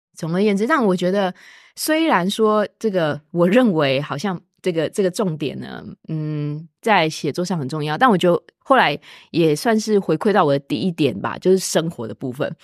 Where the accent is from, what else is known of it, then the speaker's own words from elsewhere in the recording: Taiwan; moved away as an adult; now in Austin, United States; 一般的普通台湾学生就会觉得这不是我母语